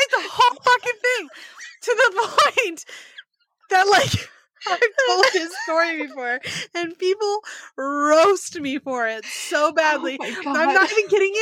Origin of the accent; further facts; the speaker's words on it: Sonoma County, California, United States; I grew up in Sonoma County, which is just north of San Francisco